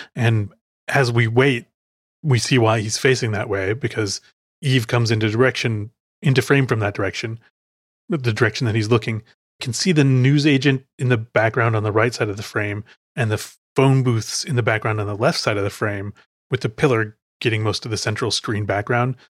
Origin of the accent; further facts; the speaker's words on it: Chicago, Illinois, United States; moved away; I am from Chicago